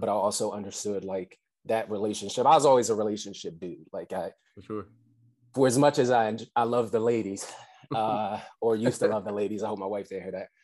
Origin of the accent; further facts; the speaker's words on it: Atlantic City, New Jersey, United States; originally I'm from Atlantic City, uh, so I'm a Jersey boy at heart